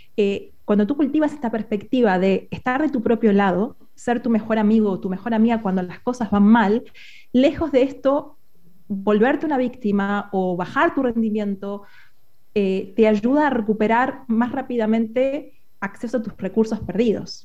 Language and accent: Spanish; Argentina; moved away as an adult; now in Spain; soy argentina y me mudé hace un año a España con mi familia